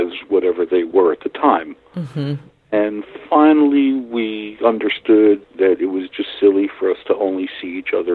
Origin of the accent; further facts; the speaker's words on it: New York City, New York, United States; moved away as an adult; now in Watauga County, United States; I grew up in New York City in Brooklyn